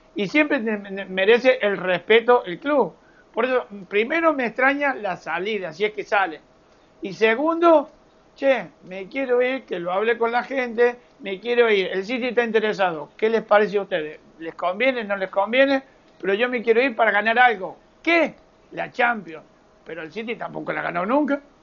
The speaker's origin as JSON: {"language": "Spanish", "country": "Argentina", "said": "como decimos nosotros, jugando al truco en la Argentina"}